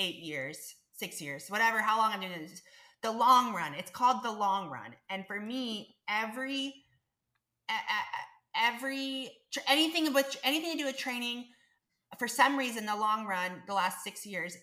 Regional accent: Tulsa, Oklahoma, United States; my hometown, Ironman Tulsa

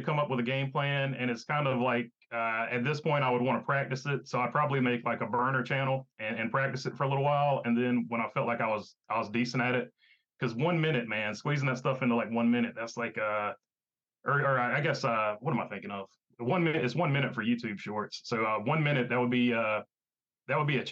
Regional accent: South Boston, Virginia, United States; where I grew up around South Boston, Orange County, and Ace Speedway were the local short tracks that I went

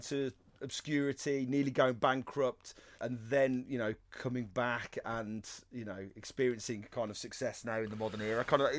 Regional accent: Wolverhampton, West Midlands, United Kingdom; I'm from Wolverhampton and my football team's Wolverhampton Wanderers.

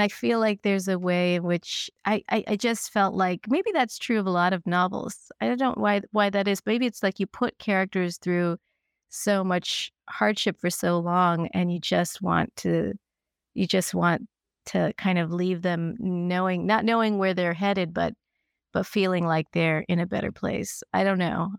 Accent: Kentucky, United States; I grew up in Kentucky, and my parents were from Kerala

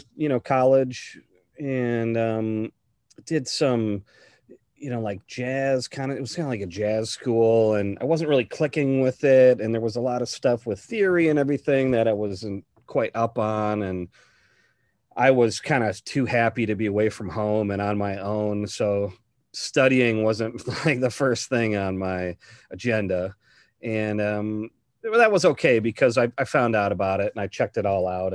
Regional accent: Madison, Wisconsin, United States; I grew up around Madison, Wisconsin

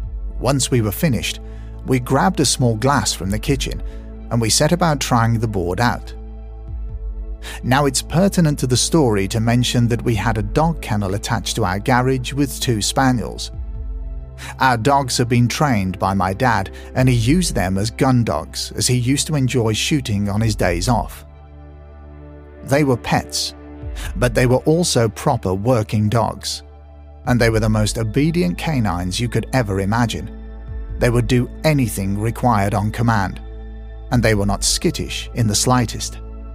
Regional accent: New Longton, North West England, United Kingdom; I grew up in New Longton and started attending the local nursery school, where I met my best friend, Aaron.

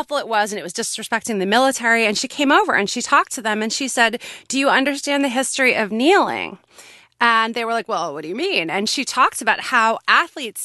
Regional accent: United States; I hope I'm still an American. I feel like an American

